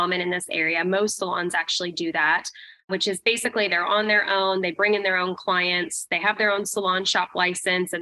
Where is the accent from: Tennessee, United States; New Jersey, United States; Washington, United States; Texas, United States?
Washington, United States; Vancouver; also born or lived in Portland, Oregon; I grew up in the Pacific Northwest, Portland, Oregon, Vancouver, Washington is actually where I grew up.